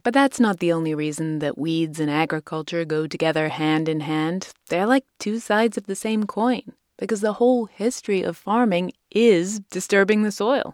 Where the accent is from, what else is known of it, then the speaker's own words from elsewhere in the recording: United Kingdom; moved away; my home country